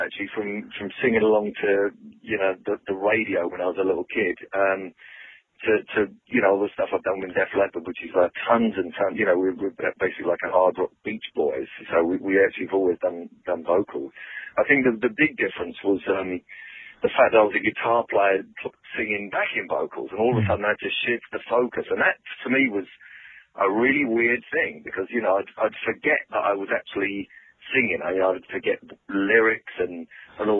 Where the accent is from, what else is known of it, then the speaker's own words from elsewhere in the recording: London, United Kingdom; moved away; we're all from London